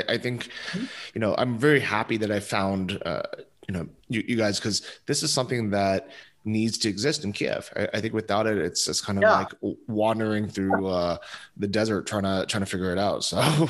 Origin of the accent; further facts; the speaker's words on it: United States; I'm asking as an American